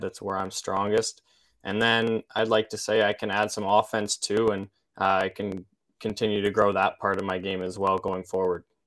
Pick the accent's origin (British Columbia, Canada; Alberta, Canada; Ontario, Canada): Alberta, Canada; Olds; also born or lived in Saskatoon, Saskatchewan; from Olds, Alberta